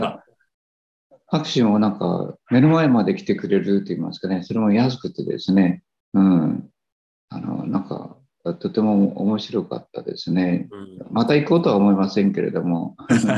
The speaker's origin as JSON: {"language": "Japanese", "country": "Japan", "said": "私たち日本人"}